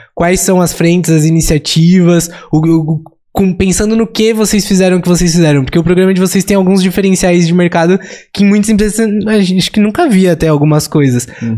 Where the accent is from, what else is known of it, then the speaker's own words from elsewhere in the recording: São Paulo, Brazil; a gente é de São Paulo, cresceu em São Paulo, estudou em São Paulo, estagiou em São Paulo